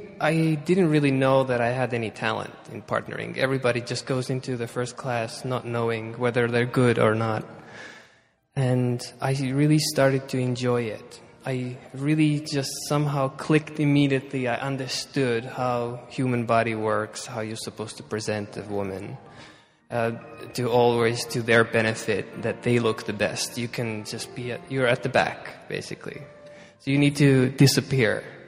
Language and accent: English; Estonia; Well, it was a very different time. Estonia was under Soviet Russia. We were just part of this whole big part of Russia. And we were very poor.